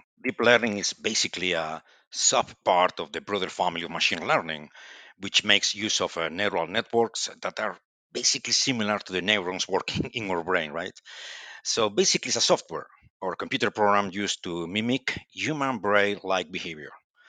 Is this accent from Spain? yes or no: yes; Santiago de Compostela, Galicia, Spain; English is a second language; And well, as you say, I'm from Spain and Galician, actually. And I born in Santiago de Compostela, the beautiful city of Santiago de Compostela.